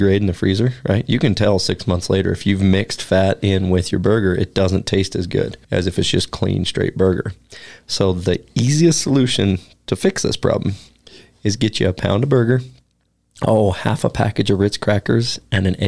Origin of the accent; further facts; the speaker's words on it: Oregon, United States; moved away as an adult; also born or lived in Alaska; now in Wyoming, United States; growing up in Oregon